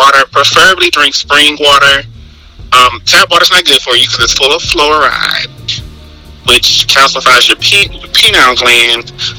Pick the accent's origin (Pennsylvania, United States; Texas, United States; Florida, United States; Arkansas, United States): Texas, United States; I'm from Texas.